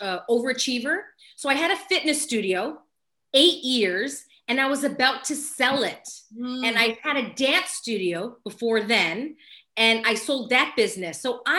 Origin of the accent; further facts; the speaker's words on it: Los Angeles, California, United States; I was born and raised in Los Angeles, California, still here.